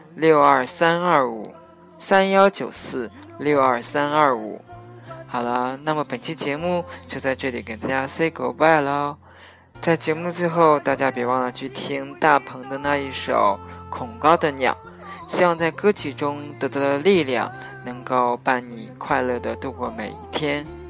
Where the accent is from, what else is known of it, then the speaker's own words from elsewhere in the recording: China; moved away; 符合我们中国国情的，特别是符合我们中国人